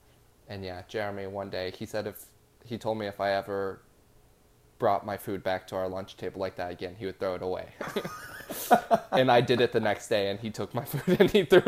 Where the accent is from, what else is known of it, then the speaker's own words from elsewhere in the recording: Burleson, Texas, United States; moved away as an adult; also born or lived in Austin, Texas; now in New York, United States; I'm from Burleson, Texas.